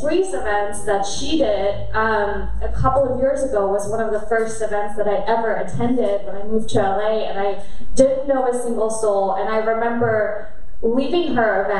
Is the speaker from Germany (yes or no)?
yes; Germany; I grew up in Germany and I'm half Korean